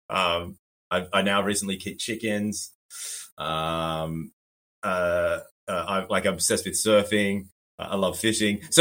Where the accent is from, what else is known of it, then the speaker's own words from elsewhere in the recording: Sydney, New South Wales, Australia; also born or lived in Burleigh Heads, Queensland; now in Gold Coast hinterland, Australia; where I'm from, I'm from Australia, um, and uh, I was raised in Sydney and now I live in uh, the hinterland in the Gold Coast, uh, but spent a, a, good chunk of time in Burleigh Heads, which is right on the beach.